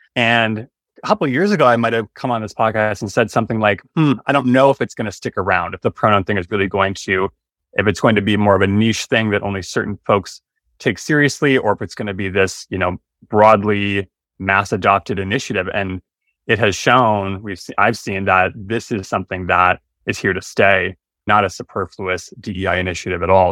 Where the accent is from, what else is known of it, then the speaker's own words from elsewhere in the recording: Stillwater, Minnesota, United States; I grew up in Stillwater, Minnesota, the birthplace of Minnesota